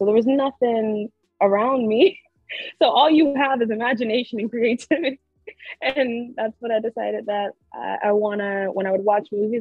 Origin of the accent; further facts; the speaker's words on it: Elm City, North Carolina, United States; also born or lived in Winston-Salem, North Carolina; So I am from a small town in North Carolina. Goes by the name of Elm City. It's in Wilson County, or right outside Wilson County. So I lived there till I was about 14, and then I moved to Winston-Salem